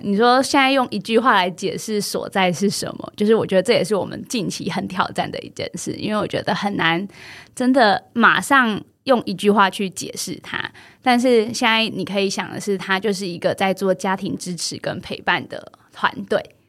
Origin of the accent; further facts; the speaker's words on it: Yunlin County, Taiwan; moved away; 我虽然是一个云林人，但好像我是真的到了，嗯，就是回到云林当老师开始，才重新再认识云林